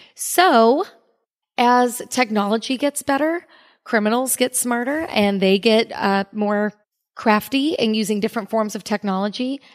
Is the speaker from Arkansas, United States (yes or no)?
no; Cape Coral, Florida, United States; also born or lived in Orlando, Florida; I was born in Cape Coral, Florida, and I was raised there